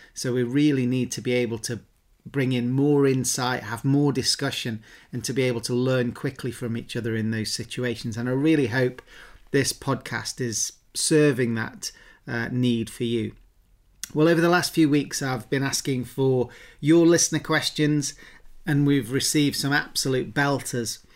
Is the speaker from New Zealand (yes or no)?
no; England, United Kingdom; accent: English; my English accent